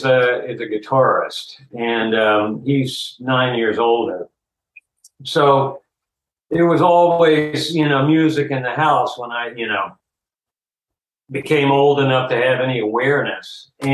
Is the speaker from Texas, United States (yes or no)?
no; Greenville, South Carolina, United States; moved away as an adult; I was born in Greenville, South Carolina.